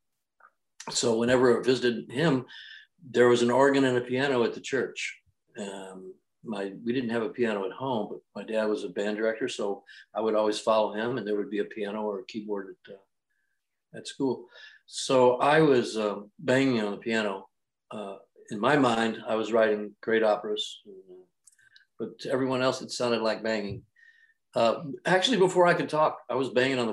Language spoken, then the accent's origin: English; Refugio, Texas, United States; born or raised there; moved away